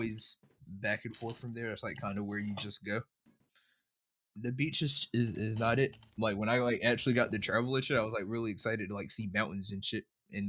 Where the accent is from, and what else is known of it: Mullins, South Carolina, United States; born or raised there